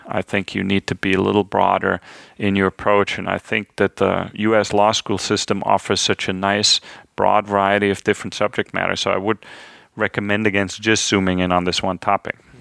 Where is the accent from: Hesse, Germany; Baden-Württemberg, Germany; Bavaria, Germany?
Hesse, Germany; I'm from the German state of Hessen